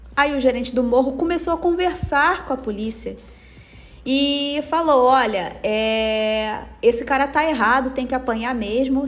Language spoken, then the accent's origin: Portuguese; Rio de Janeiro, Brazil; como cariocas, a violência de perto